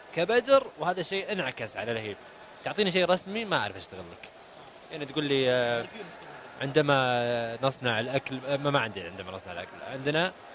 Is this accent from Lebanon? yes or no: no; Saudi Arabia; انا كسعودي